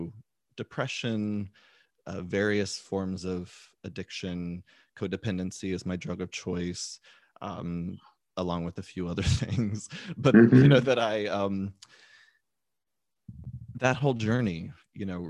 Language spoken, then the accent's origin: English; Texas, United States; being this different little boy growing up in Texas